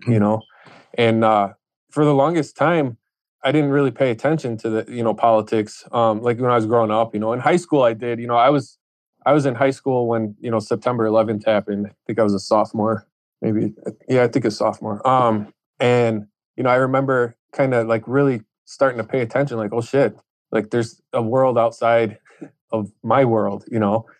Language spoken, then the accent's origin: English; Chicago, Illinois, United States; I grew up in Chicago